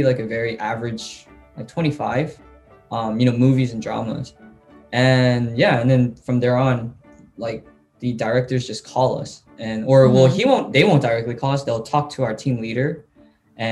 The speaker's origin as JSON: {"language": "English", "country": "United States", "moved": "yes", "said": "I'm from the States"}